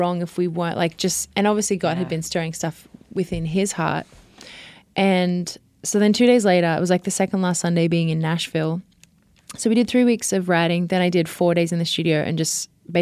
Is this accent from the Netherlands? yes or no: no; Australia; moved away as an adult; also born or lived in Sydney; now in United States; I'm so Australian.